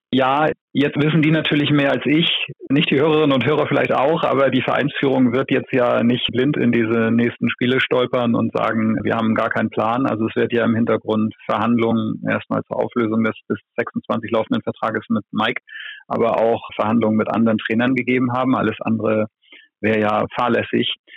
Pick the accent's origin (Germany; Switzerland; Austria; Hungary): Germany; Flensburg, Schleswig-Holstein; für mich als gebürtigen Flensburger